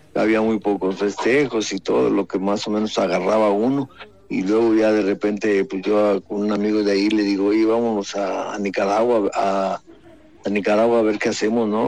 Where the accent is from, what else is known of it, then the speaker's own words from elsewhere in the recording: Mexico; somos mexicanos